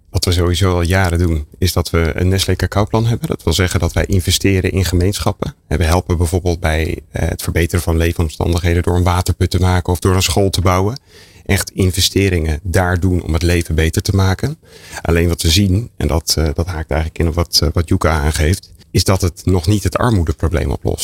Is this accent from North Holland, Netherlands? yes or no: yes; North Holland, Netherlands; ik kom uit Noord-Holland. Sint Maarten, we gingen als klein kind langs de deur